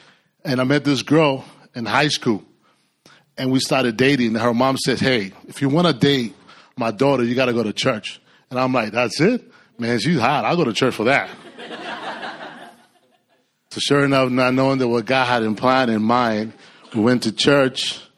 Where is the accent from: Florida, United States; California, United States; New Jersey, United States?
California, United States; now in Austin, United States; I mean, we came from Cali. And the Lord really called us, you know. My wife and I, we've been praying about moving, relocating